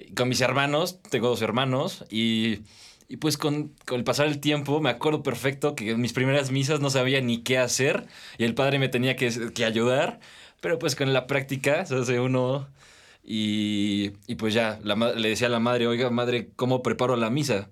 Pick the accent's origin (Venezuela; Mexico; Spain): Mexico; Metepec, State of Mexico; tengo 19 años, soy de aquí, de Toluca, de Metepec